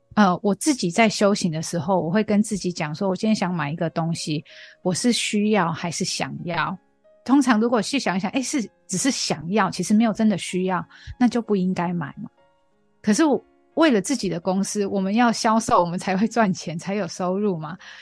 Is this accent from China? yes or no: no; Australia; Chinese is a second language; moved away as an adult; now in Taiwan; 从小在澳洲长大